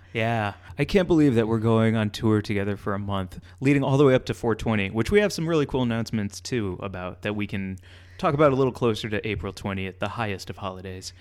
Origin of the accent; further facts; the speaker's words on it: Midwest, United States; moved away; we're both from the Midwest